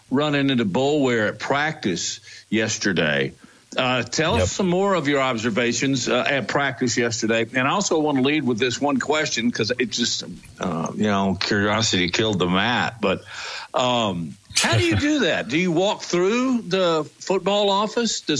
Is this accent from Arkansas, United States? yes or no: yes; Arkansas, United States; When I was a kid, growing up in Arkansas, they had these little picnic table areas with a little red shack